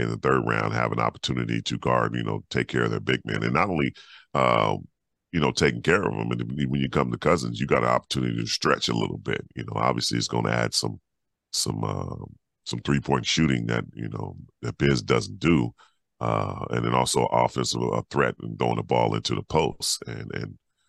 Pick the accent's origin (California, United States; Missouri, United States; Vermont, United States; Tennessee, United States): California, United States; California kid